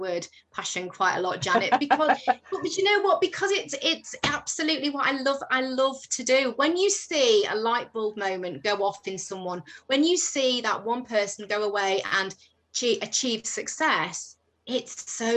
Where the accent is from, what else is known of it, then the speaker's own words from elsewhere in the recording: Isle of Man; moved away as an adult; now in England; I'm from the Isle of Man.